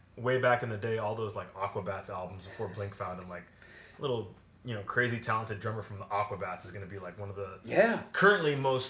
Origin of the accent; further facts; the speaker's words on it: Miami, Florida, United States; We grew up in Miami, so.